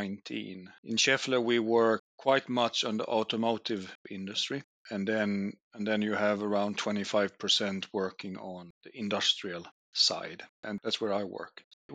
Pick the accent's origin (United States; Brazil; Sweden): Sweden; moved away as an adult; now in Finland; I'm actually Swedish, half Danish, born and raised in Sweden. I moved to Finland back in 1999 for a shorter time.